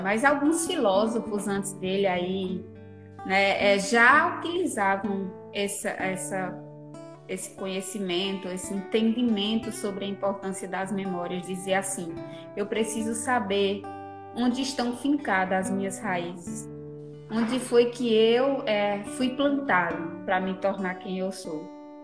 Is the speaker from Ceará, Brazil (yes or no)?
yes; Brejo Santo, Ceará, Brazil; sou do Comprofiado e apaixonada por esse lugar, um lugar assim que eu nasci, cresci e, e vivo até hoje